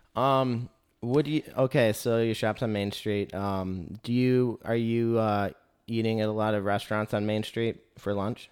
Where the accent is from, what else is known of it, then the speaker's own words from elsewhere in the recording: Michigan, United States; moved away; I grew up in Michigan.